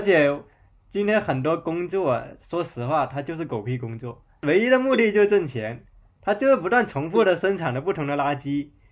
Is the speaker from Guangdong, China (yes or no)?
yes; Zhanjiang, Guangdong, China; moved away; 我老家湛江，可能我说它可能属于广东境内的三线城市